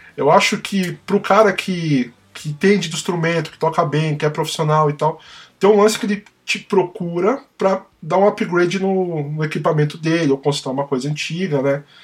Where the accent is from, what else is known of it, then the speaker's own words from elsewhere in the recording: São Paulo, Brazil; a gente é paulistano, né?